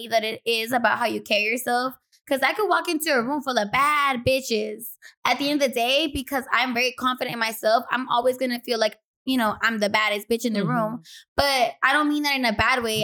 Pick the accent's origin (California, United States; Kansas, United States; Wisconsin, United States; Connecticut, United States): California, United States; Los Angeles; I was born and raised in South Central